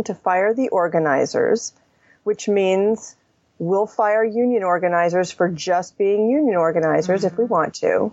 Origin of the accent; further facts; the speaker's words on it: the South, United States; I grew up in the South